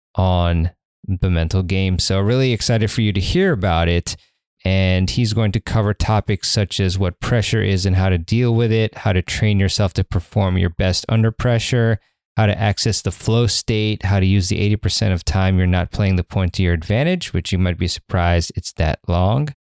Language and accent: English; Maryland, United States; from Maryland randomly from my home state